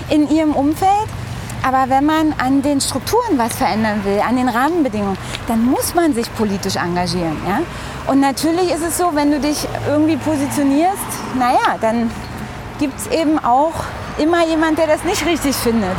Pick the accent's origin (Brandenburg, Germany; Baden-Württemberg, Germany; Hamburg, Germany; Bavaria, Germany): Brandenburg, Germany; Briesen; moved away as an adult; also born or lived in Frankfurt (Oder); now in Berlin, Germany; ich bin, ähm, ja, wie gesagt, in einem kleinen Ort aufgewachsen, in der Nähe dort